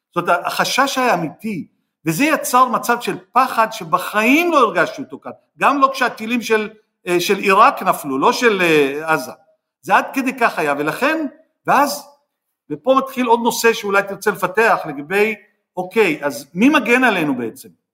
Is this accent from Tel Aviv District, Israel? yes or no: yes; Jaffa, Tel Aviv District, Israel; אני נולדתי ביפו, והשכנים שלנו היהודים בחדר, מה שנקרא, עם אותם שירותים ואותה חצר